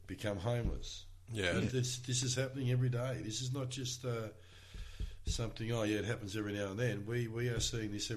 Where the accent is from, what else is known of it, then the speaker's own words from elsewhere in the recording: Melbourne, Victoria, Australia; growing up in East Preston